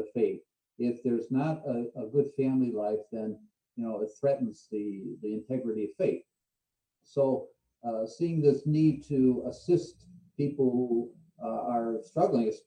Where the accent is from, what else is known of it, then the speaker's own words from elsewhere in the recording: Cleveland, Ohio, United States; I'm from Cleveland, I grew up there